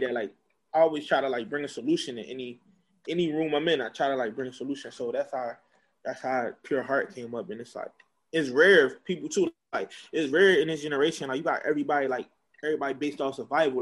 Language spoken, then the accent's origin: English; Philadelphia, Pennsylvania, United States; I was born in Northeast Philadelphia